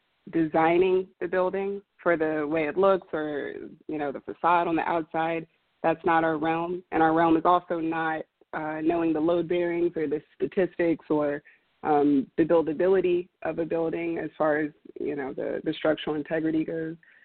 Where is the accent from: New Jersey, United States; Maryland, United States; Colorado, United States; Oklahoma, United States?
Maryland, United States; Southern; moved away as an adult; also born or lived in Houston, Texas; I was born and raised in Southern Maryland and moved to Houston on an academic scholarship to get my education